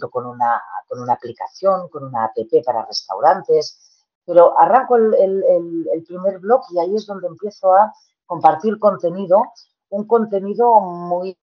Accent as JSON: {"language": "Spanish", "town": "Tarragona", "region": "Catalonia", "country": "Spain", "said": "de estar en Tarragona, yo, soy de Tarragona, ¿eh?"}